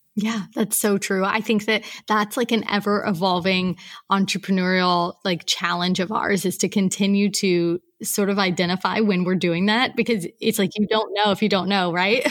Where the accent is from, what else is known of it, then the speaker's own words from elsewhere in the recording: Portland, Oregon, United States; moved away as an adult; now in Mauritius; I am from Portland, Oregon, although I actually haven't lived at home in about ten years